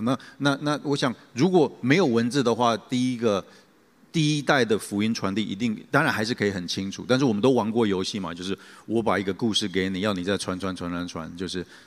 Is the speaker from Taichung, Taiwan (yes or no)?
yes; Taichung, Taiwan; 我小时候其实是在教会长大，那， 啊，我小时候有两个原因去教会，啊，一个原因是说，那个时候我的教会是在东海大学里面的路西教堂